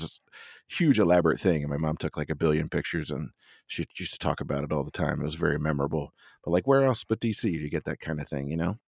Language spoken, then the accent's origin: English; Pennsylvania, United States; now in Washington, DC area, United States; we grew up in Pennsylvania